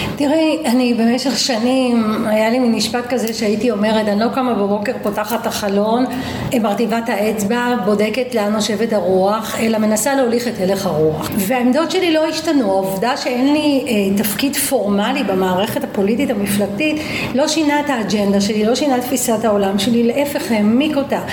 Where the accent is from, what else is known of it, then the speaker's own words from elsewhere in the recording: Petah Tikva, Central District, Israel; also born or lived in Vilnius, Lithuania / Givat Shmuel; נולדתי בווילנה, ברית המועצות לשעבר, ההורים שלי באו משם, הגענו למה שנקרא פרדס רובין, היום זה גבעת שמואל, אז היא הייתה מעברת עולים, ושנה אחרי הגענו לפתח תקווה, הגעתי לפתח תקווה בגיל חמש, מאז אני גרה בפתח תקווה